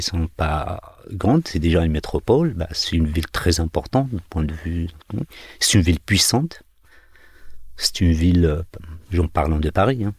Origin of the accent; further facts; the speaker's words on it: Algeria; now in France; Marseille-Alger ou Marseille-Bougie, pour, être plus près de, de, chez moi